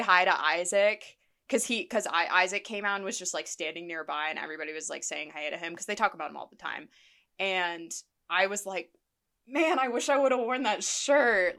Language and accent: English; Columbus, Ohio, United States; moved away; my hometown of Columbus